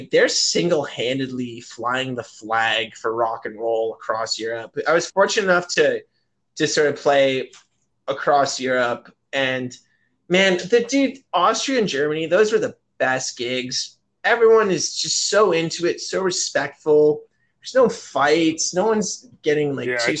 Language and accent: English; Toronto, Ontario, Canada